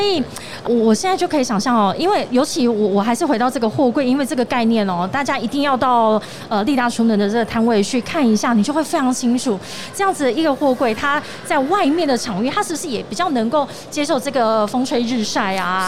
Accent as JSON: {"language": "Chinese", "region": "Tainan", "country": "Taiwan", "also_born_or_lived": "northern Taiwan", "moved": "yes", "said": "我从北部回到台南"}